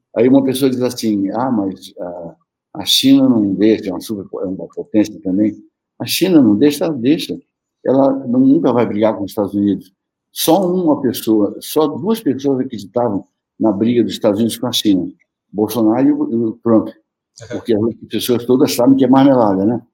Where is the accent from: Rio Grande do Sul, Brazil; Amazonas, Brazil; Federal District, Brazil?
Amazonas, Brazil; moved away; also born or lived in Rio de Janeiro; tinha a ver com, com a minha terra